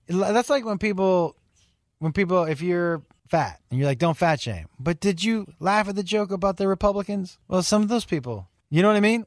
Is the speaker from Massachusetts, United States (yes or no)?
yes; Western Massachusetts, United States; I'm from Western Mass, but that, that's kind of, blue collar is kind of my feel